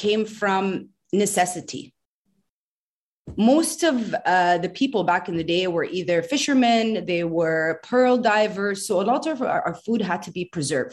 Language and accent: English; Bahrain; as a kid growing up in Bahrain